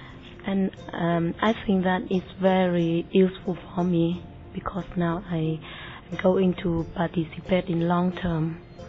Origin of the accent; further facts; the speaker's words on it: Vietnam; I come from Vietnam.